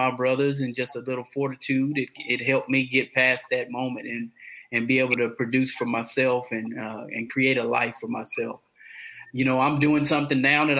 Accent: Conroe, Texas, United States; also born or lived in Atascocita, Texas; I'm from Conroe, Texas. I reside right outside of Houston, Texas, in Atascocita

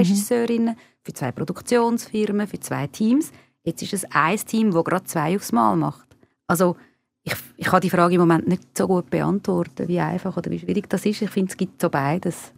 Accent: Switzerland; first language Hungarian; also born or lived in Argentina / Spain; meine Eltern sind beide von Ungarn in die Schweiz gekommen. Äh, ich bin da geboren und aufgewachsen

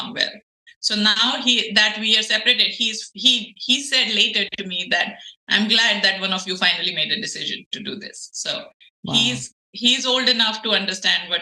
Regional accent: India; moved away as an adult; now in United States; So I'm an Indian. I was born and raised in India. I got to the United States after I got married.

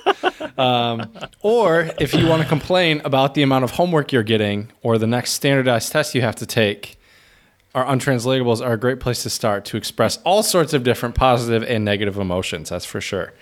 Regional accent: Michigan, United States; moved away as an adult; now in Czech Republic; I was from Michigan

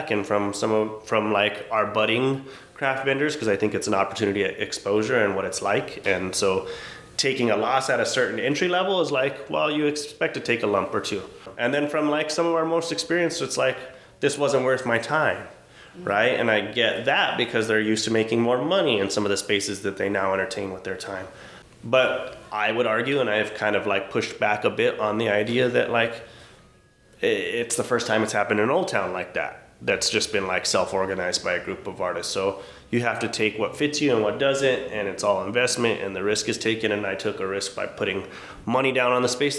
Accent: Albuquerque, New Mexico, United States; as I sit here in my hometown.

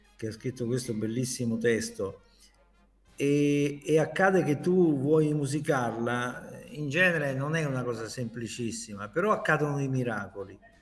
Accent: Taranto, Apulia, Italy; also born or lived in Lizzano; now in Milan, Italy; Taranto, la mia città

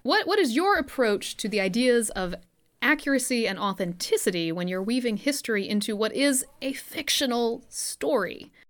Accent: Southern, United States; We're Southern

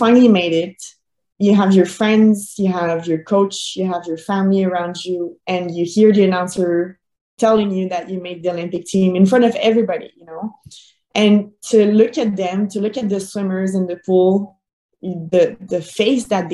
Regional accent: Boucherville, Quebec, Canada; I was still training in my hometown in Boucherville

